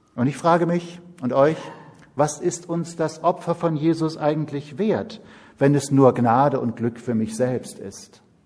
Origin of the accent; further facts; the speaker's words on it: Siegerland, North Rhine-Westphalia, Germany; moved away as an adult; also born or lived in Schwerte; now in Berlin, Germany; geboren im Rheinland und aufgewachsen im Siegerland, also Nordrhein-Westfalen